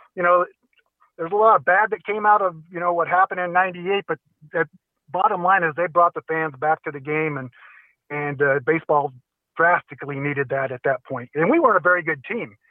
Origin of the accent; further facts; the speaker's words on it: Santa Clara, California, United States; I grew up there in Santa Clara